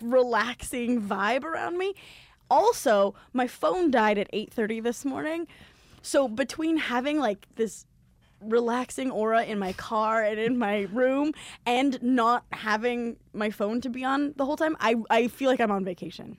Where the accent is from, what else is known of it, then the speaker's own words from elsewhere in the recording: Southern California, United States; I'm from Southern California.